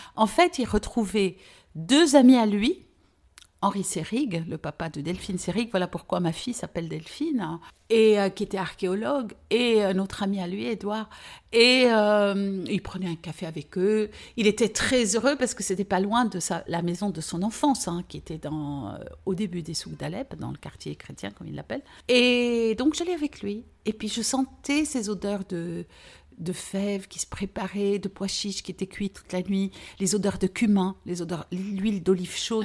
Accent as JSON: {"language": "French", "town": "Beirut", "region": "Beirut Governorate", "country": "Lebanon", "tie": "born or raised there", "also_born_or_lived": "Aleppo, Syria", "first_language": "French", "said": "j'étais vers 7 ans, et demi, je suis arrivée au Liban parce que mon père avait pris la décision de quitter la Syrie"}